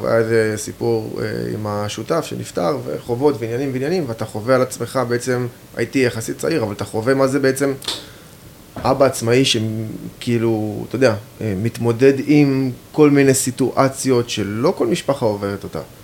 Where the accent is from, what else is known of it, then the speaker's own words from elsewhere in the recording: Even Yehuda, Central District, Israel; אני גדלתי באבן יהודה